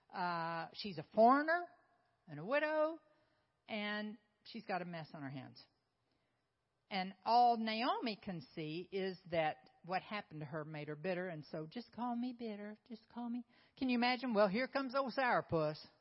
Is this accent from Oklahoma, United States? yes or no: yes; Oklahoma, United States; moved away; also born or lived in South Carolina; I'm from Oklahoma. I'm from Oklahoma. I thought I would always be in Oklahoma